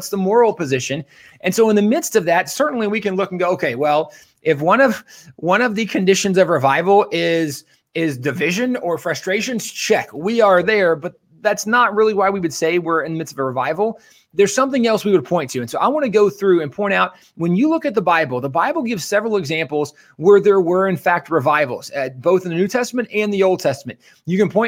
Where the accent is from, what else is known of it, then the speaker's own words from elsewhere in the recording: Texas, United States; I'm a Texan